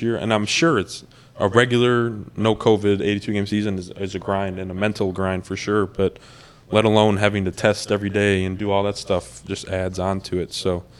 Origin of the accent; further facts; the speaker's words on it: Hickory Hills, Illinois, United States; It's Hickory Hills, man. I'm from Hickory Hills.